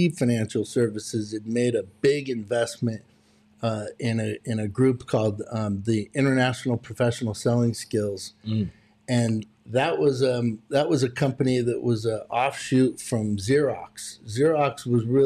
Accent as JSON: {"language": "English", "region": "California", "country": "United States"}